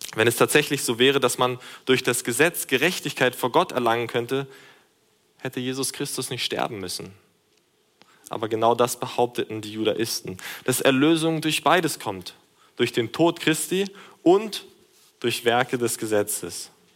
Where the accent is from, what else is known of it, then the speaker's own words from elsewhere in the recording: Germany; durch unsere Nationalität als Deutsche des christlichen Europas.